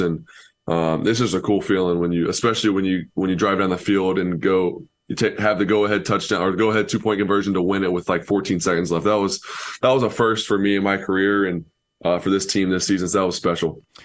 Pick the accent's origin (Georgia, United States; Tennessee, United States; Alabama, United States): Tennessee, United States; Knoxville; I was born in Knoxville